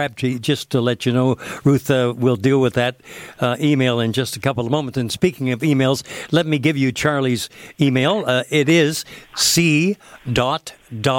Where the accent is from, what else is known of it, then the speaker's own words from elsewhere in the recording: London, Ontario, Canada; my hometown of London, Ontario.